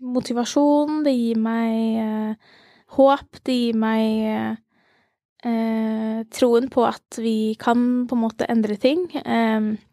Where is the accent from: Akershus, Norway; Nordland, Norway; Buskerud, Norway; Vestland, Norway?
Akershus, Norway; Ski; also born or lived in Langhus; jeg er eh, fra Ski